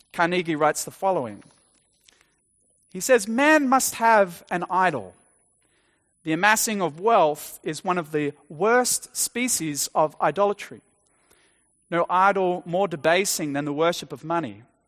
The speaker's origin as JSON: {"language": "English", "country": "Australia", "tie": "born or raised there", "said": "growing up in Australia, attending an Anglican church as a child"}